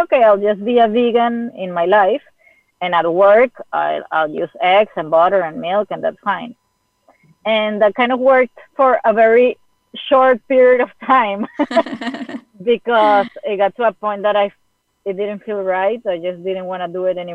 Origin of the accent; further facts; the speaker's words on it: Venezuela; moved away; I'm from Venezuela. I was living in Venezuela.